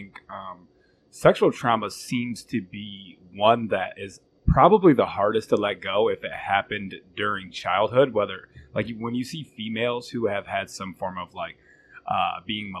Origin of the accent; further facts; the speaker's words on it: Flint, Michigan, United States; growing up in Flint, Michigan, it's kind of rugged